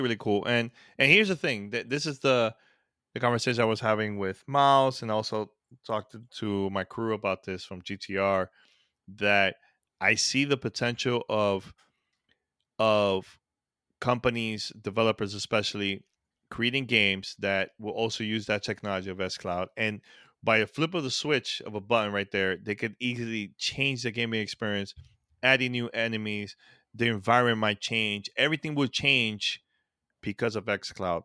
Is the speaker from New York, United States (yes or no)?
yes; New York City, New York, United States; I grew up in that, that, you know, New York City